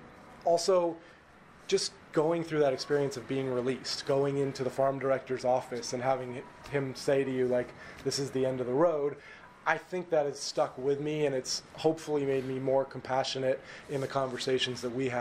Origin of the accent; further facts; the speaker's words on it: West Coast, United States; I grew up on the West Coast.